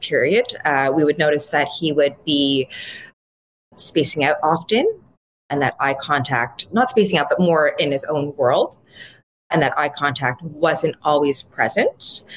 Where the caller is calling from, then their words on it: Ottawa, Ontario, Canada; I'm calling in from Ottawa, Canada